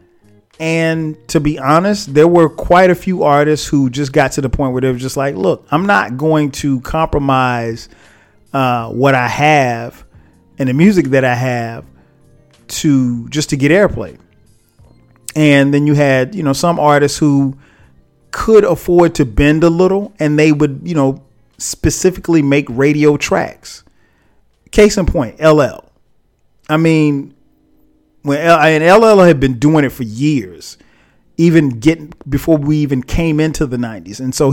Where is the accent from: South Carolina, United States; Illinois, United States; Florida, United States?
South Carolina, United States; for a kid like me growing up in South Carolina